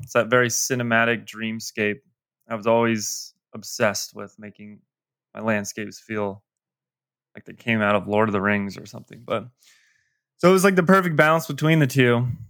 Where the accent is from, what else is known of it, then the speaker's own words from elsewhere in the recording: Colorado, United States; I grew up still live in Colorado.